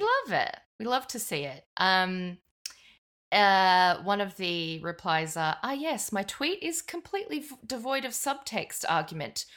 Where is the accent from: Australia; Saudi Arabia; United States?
Australia; Brisbane, Queensland; I'm from Brisbane